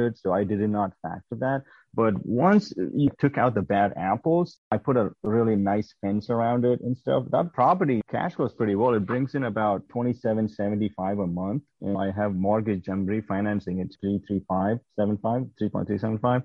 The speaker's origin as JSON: {"language": "English", "region": "South India", "country": "India", "moved": "as an adult", "lives_now": "United States", "said": "I'm originally from South India. I came to the U.S. as an immigrant in 2008, and I did my master's in mechanical engineering"}